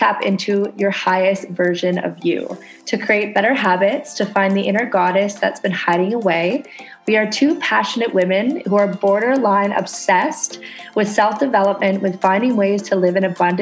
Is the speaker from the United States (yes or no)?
no; Canada; now in Indonesia